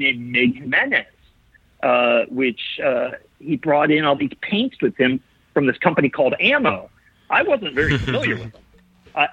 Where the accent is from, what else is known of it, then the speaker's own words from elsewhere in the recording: Ohio, United States; I'm from Ohio.